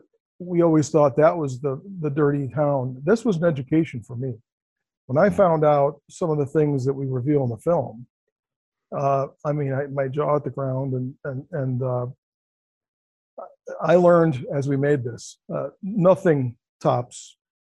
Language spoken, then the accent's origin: English; Cleveland, Ohio, United States; I grew up in Cleveland, Ohio, which is pretty rough.